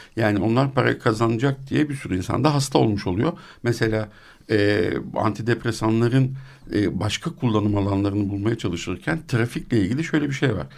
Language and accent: Turkish; Turkey; also born or lived in Switzerland; ben onu bir Türk olarak